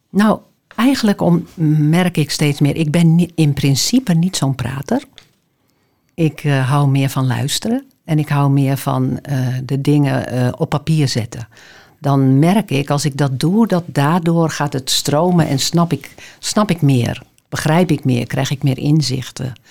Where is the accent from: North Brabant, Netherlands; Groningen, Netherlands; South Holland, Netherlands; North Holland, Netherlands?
Groningen, Netherlands; Appingedam; now in Amsterdam, Netherlands; ik ben geboren in Groningen, dus in Appingedam. En eh, daar heb ik een tijdje gewoond en ik ben daarna naar Groningen gegaan. Heb daar geleefd. En eh, ben uiteindelijk in eh, Amsterdam terechtgekomen.